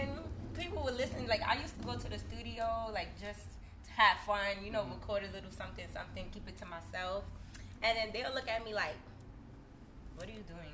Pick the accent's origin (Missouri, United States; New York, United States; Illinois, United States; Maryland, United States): New York, United States; New York City; I'm from Brooklyn, Bed-Stuy, Brooklyn, New York